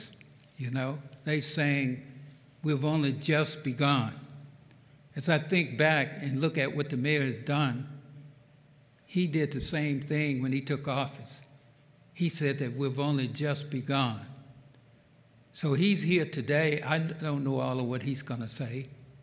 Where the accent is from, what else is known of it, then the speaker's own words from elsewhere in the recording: the South, United States; now in Fort Wayne, United States; Growing up in the South